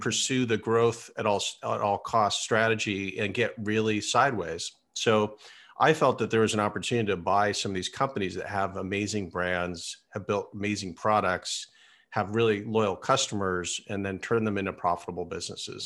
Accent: Silicon Valley, California, United States; I grew up here in Silicon Valley

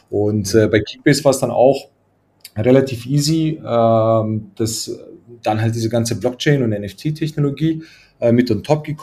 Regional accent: Croatia; now in Munich, Germany; Äh, ich komme ursprünglich, komme ich eigentlich aus Kroatien.

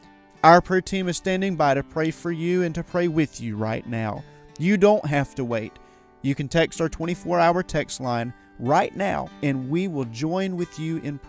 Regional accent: Florida, United States; moved away; I'm from Florida. I'm just a Florida boy

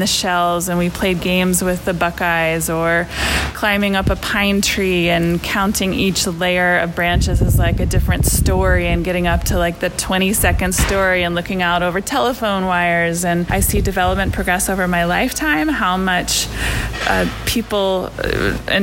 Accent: Leesburg, Virginia, United States; moved away as an adult; also born or lived in Asheville, North Carolina; now in Monteverde, Costa Rica; The place that I was born and raised was in Virginia

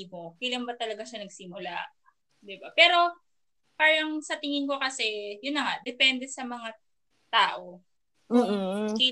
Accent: Philippines; as a Filipino, 'di ba?

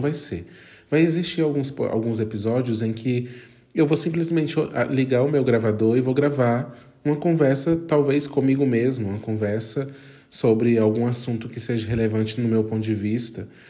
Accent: Brazil; fora do meu país de origem, que é o Brasil

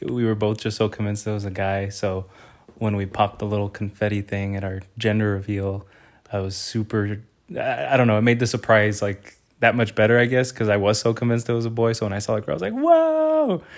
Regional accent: Indio, California, United States; moved away as an adult; also born or lived in Pomona, California; now in San Diego, United States; I was born and raised in Indio, California, little city in Coachella Valley

